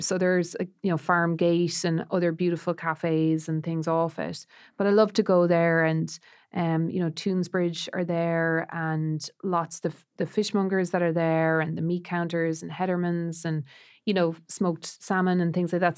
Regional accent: Roscrea, Munster, Ireland; born or raised there; moved away

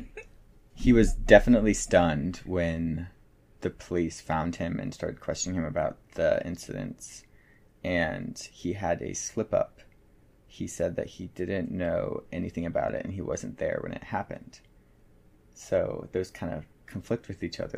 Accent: Morgantown, West Virginia, United States; my hometown, Morgantown, West Virginia

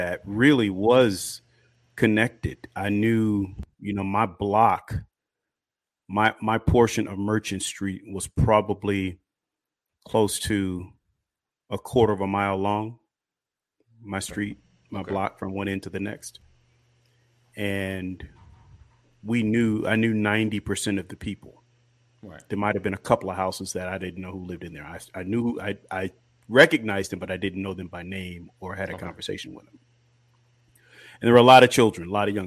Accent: Kankakee, Illinois, United States; I grew up in Kankakee, Illinois, where I spent all of my childhood, from Pampers through high school

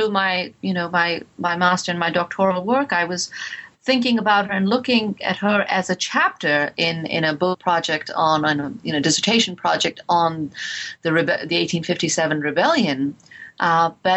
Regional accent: India; growing up in India

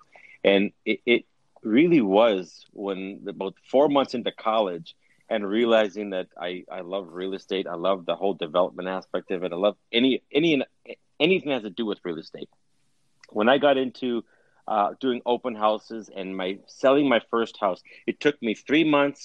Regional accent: Winnipeg, Manitoba, Canada; moved away; we were born and raised in Winnipeg. My dad was, at least, and all of us kids were

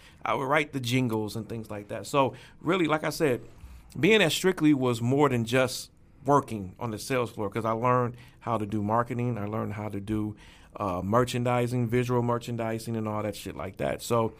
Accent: Detroit, Michigan, United States; I grew up on Grand River and Livernois right over there by McKenzie High School. And so that was in the heart of Hustle Central

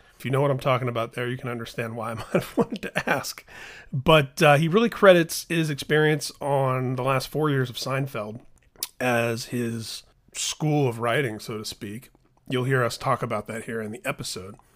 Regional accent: Indianapolis, Indiana, United States; growing up in Indianapolis

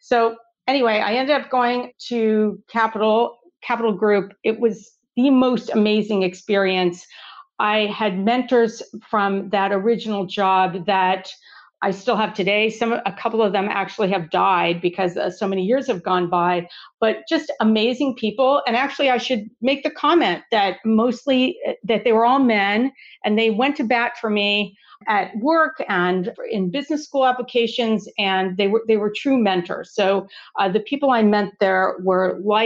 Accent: Southern California, United States; I was born and raised in Southern California

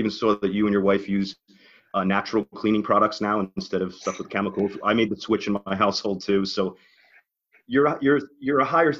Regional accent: New Jersey, United States; I am a Jersey guy.

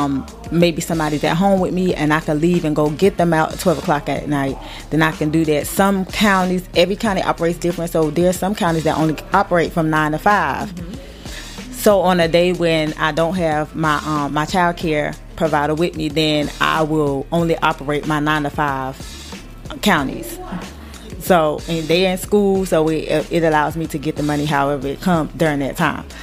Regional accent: South Carolina, United States; starting with South Carolina because that's my home state

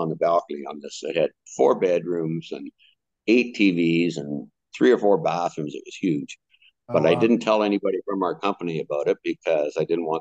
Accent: Canada; I was from Canada

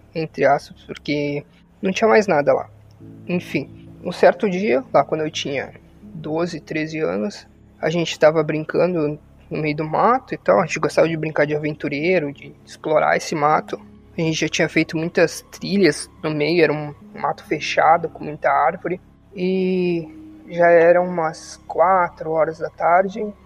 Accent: Rio Grande do Sul, Brazil; eu sou do Rio Grande do Sul

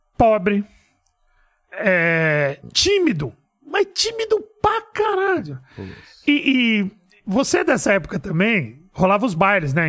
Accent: São Paulo, Brazil; Eu nasci em São Paulo mesmo, num bairro de periferia chamado Perus

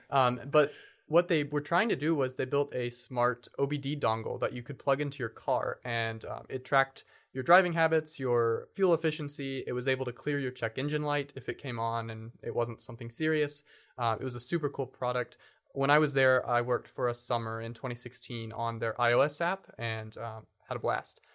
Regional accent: Lexington, Kentucky, United States; also born or lived in Bowling Green, Kentucky; I was born and raised in Lexington, Kentucky

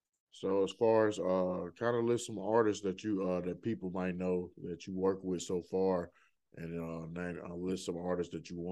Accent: Birmingham, Alabama, United States; Yeah, I know all about Birmingham, man. That's my hometown.

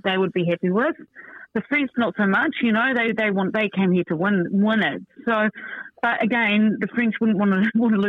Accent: New Zealand

